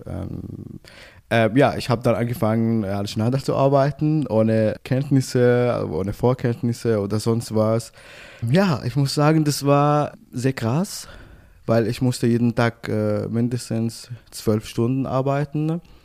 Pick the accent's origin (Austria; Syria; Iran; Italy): Syria; Damascus, Damascus Governorate; German is a second language; moved away as an adult; also born or lived in Istanbul, Turkey; now in Ulm, Germany; meine Heimat war immer Damaskus, Syrien